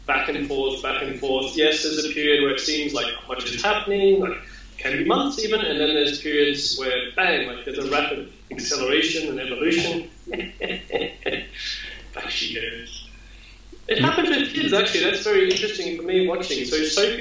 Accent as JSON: {"language": "English", "country": "Australia", "said": "I'm Australian."}